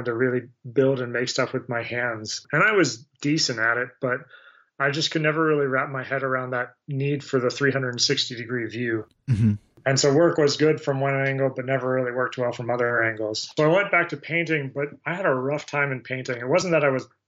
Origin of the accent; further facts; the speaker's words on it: Greenbelt, Maryland, United States; also born or lived in Sarasota, Florida / Tempe, Arizona; I grew up outside of D.C. in Greenbelt, Maryland, which is actually where I currently live now